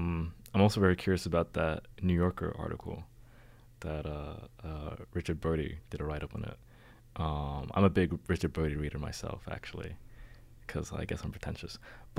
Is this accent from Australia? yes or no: yes; Sydney, New South Wales, Australia; I'm from